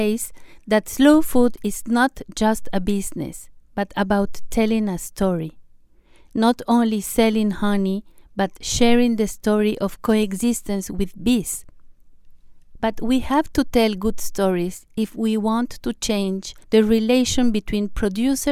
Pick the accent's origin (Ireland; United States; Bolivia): Bolivia; La Paz; I grew up in La Paz, Bolivia.